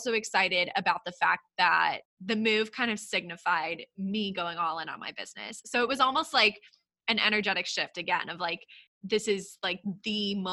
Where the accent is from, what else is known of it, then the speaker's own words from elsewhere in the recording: Texas, United States; also born or lived in Brooklyn, New York / Philadelphia; now in Long Island, New York, United States; I'm actually originally from Texas